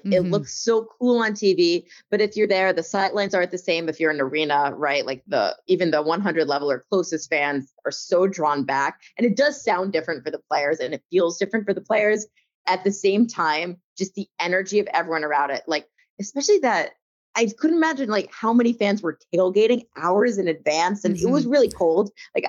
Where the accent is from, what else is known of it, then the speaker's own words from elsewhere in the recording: New Jersey, United States; my home state